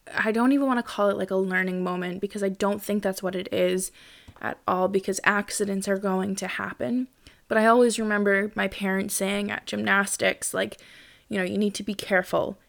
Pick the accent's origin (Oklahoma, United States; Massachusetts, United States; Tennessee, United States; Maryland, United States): Massachusetts, United States; I grew up in Massachusetts